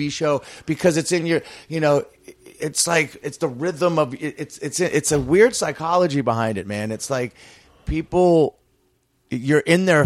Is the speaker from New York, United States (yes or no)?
no; Florida, United States; born or raised there